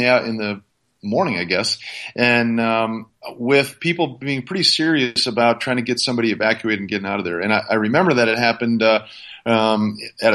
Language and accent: English; Minnesota, United States; moved away; I grew up in a frosty little place called Minnesota.